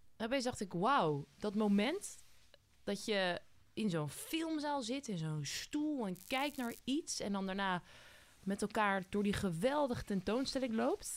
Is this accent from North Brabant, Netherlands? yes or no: no; Voorburg, South Holland, Netherlands; Ik kom uit Voorburg origineel